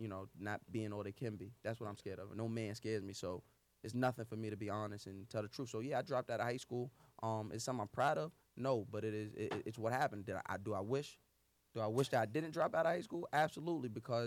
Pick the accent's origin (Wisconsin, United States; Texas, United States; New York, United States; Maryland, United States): New York, United States; North Babylon; I'm from Long Island, North Babylon, Suffolk County